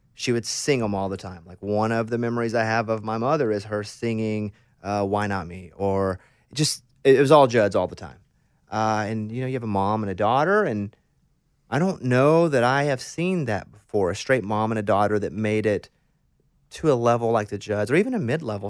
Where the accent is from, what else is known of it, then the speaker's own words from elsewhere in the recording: Mountain Pine, Arkansas, United States; growing up in Mountain Pine, Arkansas